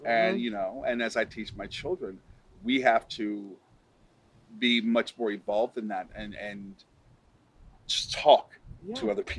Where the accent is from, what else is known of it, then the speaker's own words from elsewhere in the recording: Alton, Illinois, United States; growing up in a small town, you know, I see that. So I'm from Alton, Illinois. It is a town of about 30,000 people.